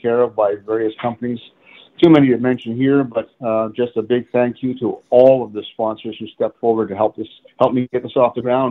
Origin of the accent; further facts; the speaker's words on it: Montreal, Quebec, Canada; now in London, Canada; I'm originally from Montreal